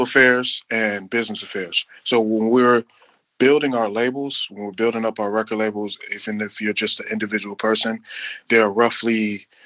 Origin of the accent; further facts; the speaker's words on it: Chicago, Illinois, United States; We are three guys from Chicago, so saying based out of Chicago is kind of weird